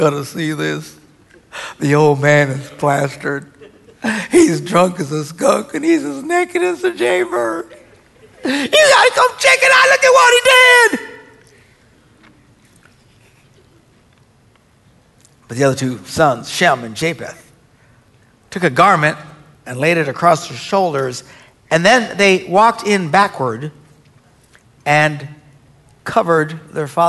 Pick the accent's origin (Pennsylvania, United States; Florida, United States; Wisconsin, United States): Wisconsin, United States; we're from Wisconsin.